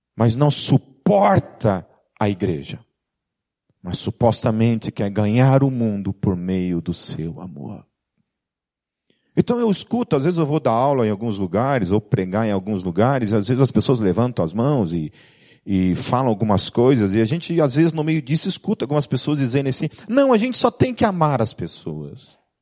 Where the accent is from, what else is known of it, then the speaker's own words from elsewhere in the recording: Brazil; principalmente como brasileiro